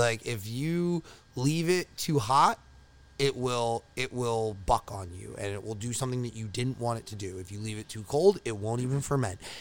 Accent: Long Island, New York, United States; moved away as an adult; I'm from Long Island.

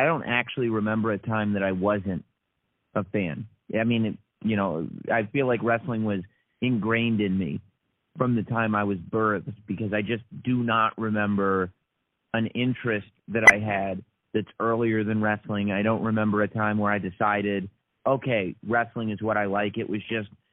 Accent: New York City, New York, United States; also born or lived in United Kingdom; I was born here in New York and live here in New York now, but I spent some of my childhood living in England. My family moved to the UK when I was young. And so we spent about 4 years living in the UK

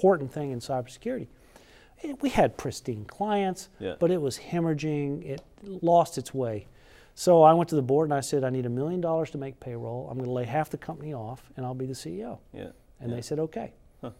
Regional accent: Fort Worth, Texas, United States; moved away; also born or lived in Silicon Valley; I grew up in Fort Worth

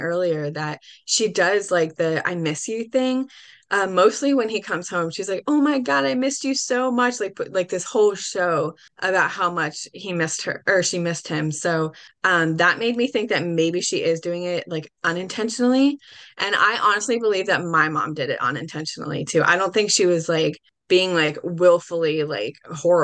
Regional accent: New Jersey, United States; I'm from New Jersey

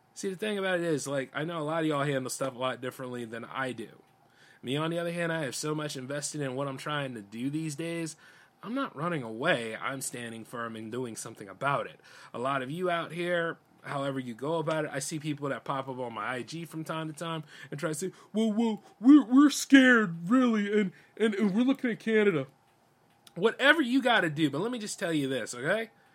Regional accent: United States; I'm just as much as American as any of y'all are. I'm born here

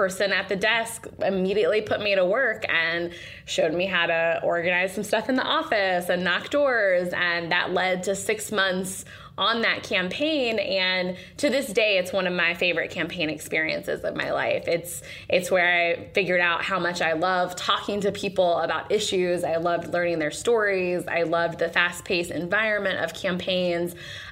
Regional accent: Western North Carolina, United States; I am originally from North Carolina. I grew up in a really rural part of Western North Carolina in a low-income family

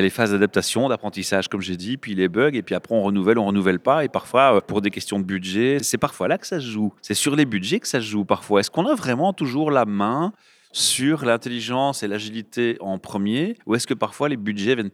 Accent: Rennes, Brittany, France

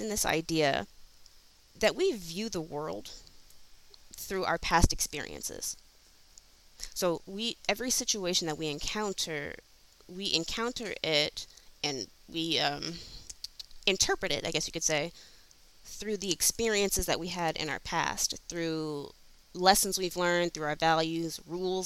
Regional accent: Flint, Michigan, United States; For me, I grew up in Flint, Michigan

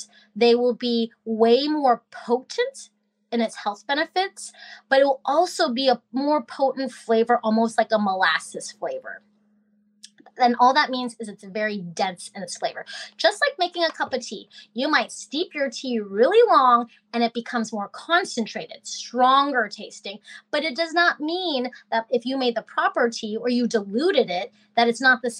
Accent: Alaska, United States; I am from Alaska

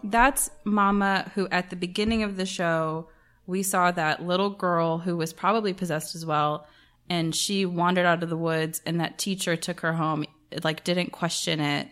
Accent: Atlanta, Georgia, United States; I grew up in Atlanta

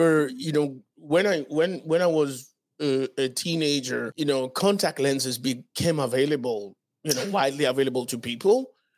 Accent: Dominican Republic; also born or lived in Haiti; Because as you know, I was born in Haiti, moved to the Dominican Republic when I was 11 years old.

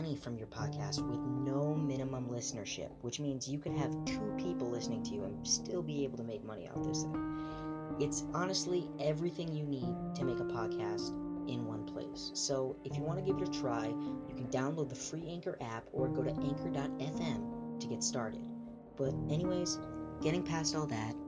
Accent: Rhode Island, United States; my home state of Rhode Island

